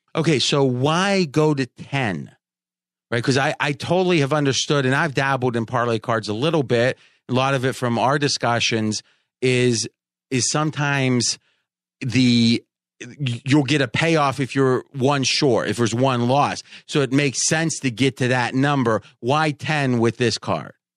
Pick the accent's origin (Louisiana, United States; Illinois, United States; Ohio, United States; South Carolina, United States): Ohio, United States; when I was growing up in Ohio